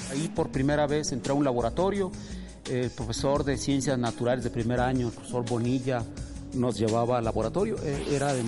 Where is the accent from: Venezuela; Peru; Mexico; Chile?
Mexico; Yo acostumbro decir que soy el típico mexicano en el sentido de que soy el hijo de una familia que se fue del campo a la ciudad.